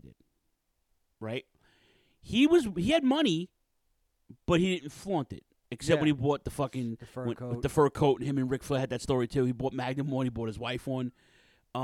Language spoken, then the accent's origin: English; New York City, New York, United States; also born or lived in Brooklyn; I was born in Brooklyn, raised in Queens